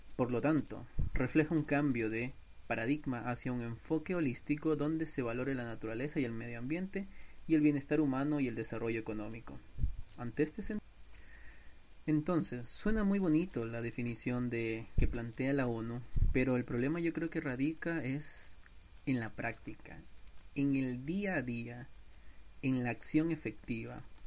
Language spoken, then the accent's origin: Spanish; Ecuador; mi país Ecuador